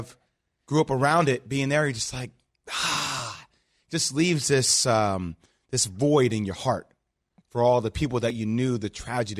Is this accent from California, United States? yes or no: no; New Jersey, United States; Yeah, I grew up in New Jersey, tri-state kid.